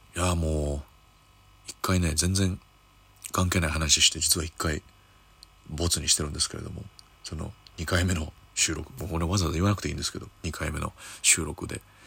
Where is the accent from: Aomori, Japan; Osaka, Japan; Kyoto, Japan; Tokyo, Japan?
Kyoto, Japan; moved away; 僕京都出身なんですけれども、えー、地元、京都駅の向かいのイオンモールで